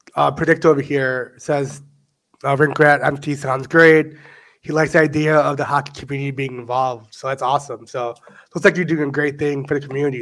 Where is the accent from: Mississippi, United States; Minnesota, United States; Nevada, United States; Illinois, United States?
Illinois, United States; Chicago; we're from Chicago